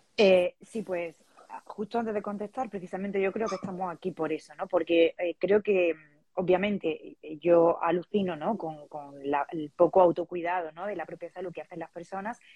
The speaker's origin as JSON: {"language": "Spanish", "region": "Andalusia", "country": "Spain", "moved": "as an adult", "lives_now": "Valencia, Spain", "said": "soy andaluza, pero vivo en Valencia. Y bueno, aquí llevo unos eh, cuatro años"}